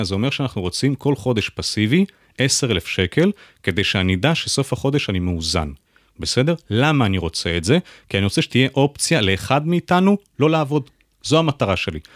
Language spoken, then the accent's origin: Hebrew; Jerusalem, Jerusalem District, Israel; now in Tel Aviv, Israel; אני ירושלמי במקור